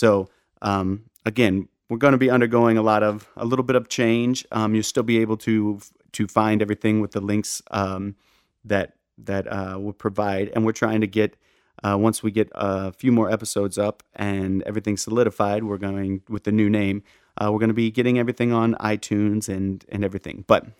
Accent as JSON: {"language": "English", "town": "St. Louis", "region": "Missouri", "country": "United States", "moved": "yes", "lives_now": "New York, United States", "said": "we're both from St. Louis"}